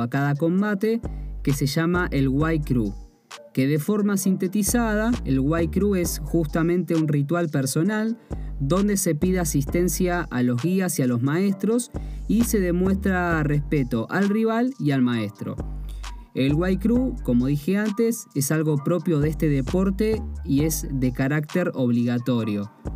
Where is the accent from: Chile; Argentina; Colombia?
Argentina; soy de Argentina y por ende soy extranjero, o sea, no nací en Tailandia